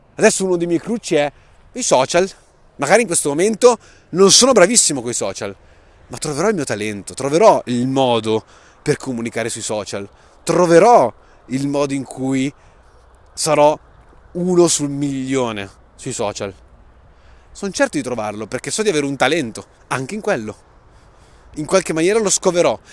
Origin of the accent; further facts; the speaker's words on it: Saronno, Lombardy, Italy; Sono nato a Saronno nel 91